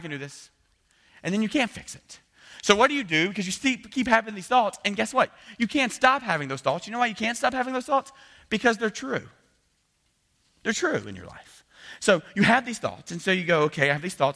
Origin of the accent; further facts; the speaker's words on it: the South, United States; I'm from the South.